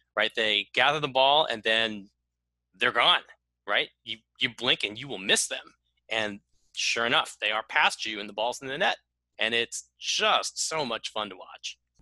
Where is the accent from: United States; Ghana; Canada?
United States; as an American.